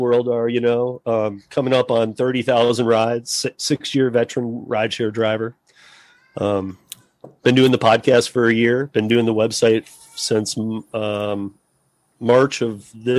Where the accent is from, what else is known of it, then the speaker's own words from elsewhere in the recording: Michigan, United States; also born or lived in Miami; now in Denver, United States; I'm from Michigan, moved to Miami for 2.5 years